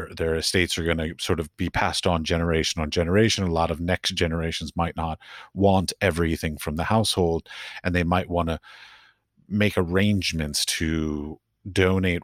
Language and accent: English; Washington, District of Columbia, United States; I grew up in Washington, D.C., and when I was in high school